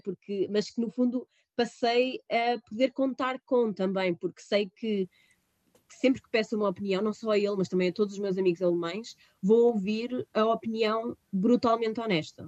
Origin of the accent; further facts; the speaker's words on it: Portugal; moved away as an adult; now in Heidelberg, Germany; eu nasci e cresci em Oliveira das Mães